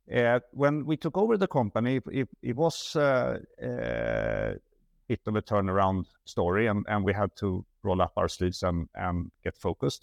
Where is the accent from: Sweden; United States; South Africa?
Sweden; moved away; I'm Swedish.